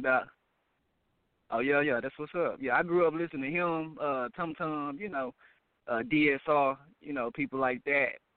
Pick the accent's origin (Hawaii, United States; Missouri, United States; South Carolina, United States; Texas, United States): Texas, United States; Dallas; I'm from Dallas